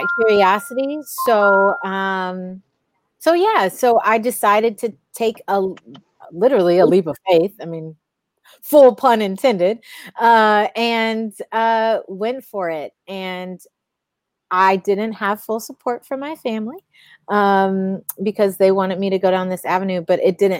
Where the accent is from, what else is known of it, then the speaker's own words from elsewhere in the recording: Cleveland, Ohio, United States; moved away as an adult; also born or lived in Southern California; now in California, United States; My hometown is Cleveland, Ohio, the land